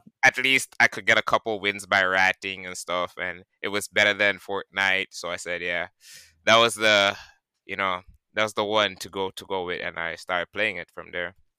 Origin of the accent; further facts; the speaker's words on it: Georgetown, Guyana; now in New York City, United States; I'm from Guyana originally, uh, Georgetown. You know, uh, that's the capital, okay. and uh, I live currently in New York City.